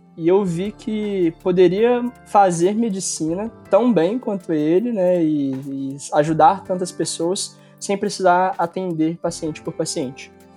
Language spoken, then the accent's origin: Portuguese; Belo Horizonte, Minas Gerais, Brazil; moved away as an adult; Eu sou de Belo Horizonte, fiquei oito anos fora da cidade e retornei agora